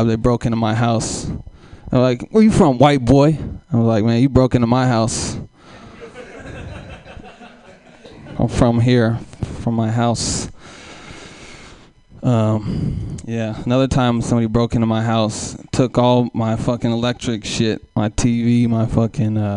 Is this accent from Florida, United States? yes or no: no; Oakland, California, United States; I'm from Oakland, East Oakland, California